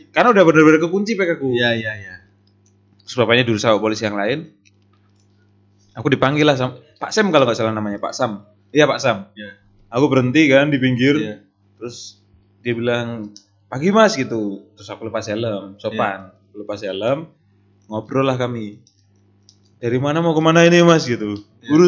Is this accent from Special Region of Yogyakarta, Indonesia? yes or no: yes; Yogyakarta, Special Region of Yogyakarta, Indonesia; also born or lived in NTT; saya lahir di NTT coba besarnya di Jogja pak